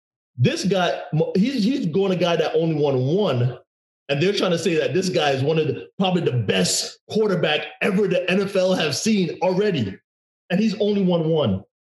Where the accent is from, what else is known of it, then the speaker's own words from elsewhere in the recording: Jamaica; also born or lived in New York; I'm originally from Jamaica, but New York, you know what I'm saying?